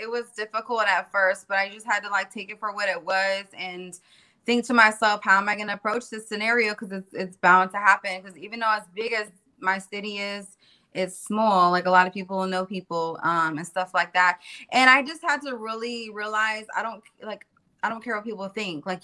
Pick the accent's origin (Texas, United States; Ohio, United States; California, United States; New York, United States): California, United States; also born or lived in Florida; I was born and raised in California. And then halfway born and raised in Florida and around the hood and all these different cultures.